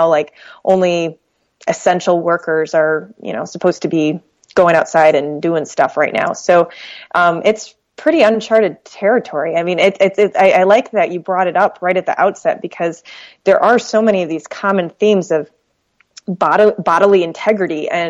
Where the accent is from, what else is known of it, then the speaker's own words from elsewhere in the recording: Michigan, United States; also born or lived in Detroit, Michigan; I grew up in Michigan, but in a little town on Lake Michigan, several hours away